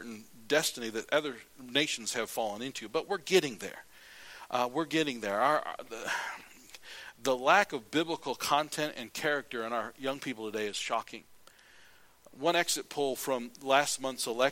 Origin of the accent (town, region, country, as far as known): United States